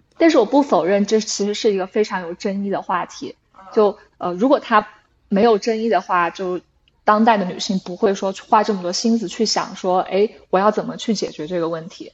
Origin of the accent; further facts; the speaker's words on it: China; moved away; 我是在中国长大的小孩的，就中国